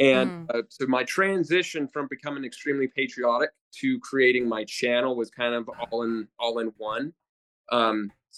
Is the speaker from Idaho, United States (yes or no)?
yes; Idaho, United States; now in Montana, United States; when I grew up in Idaho